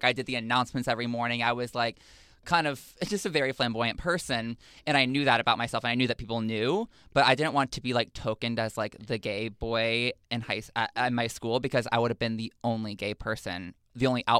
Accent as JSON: {"language": "English", "region": "Texas", "country": "United States", "tie": "born or raised there", "said": "Growing up in Texas, when people ask me what that's like, because people are always like, oof, like that must have sucked, you know?"}